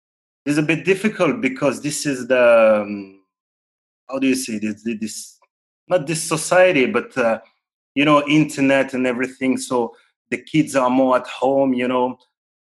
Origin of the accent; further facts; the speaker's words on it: Sarcelles / Val d'Oise, Île-de-France, France; I was born in Sarcelles. You know, this town. You know, it's north of Paris, so. Then I moved, you know, to a little village, you know, in the Val d'Oise.